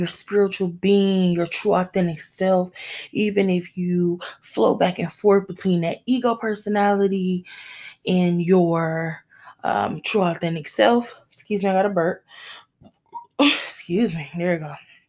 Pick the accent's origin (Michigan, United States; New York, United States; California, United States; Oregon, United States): Michigan, United States; my home state of Michigan, shout out to my home state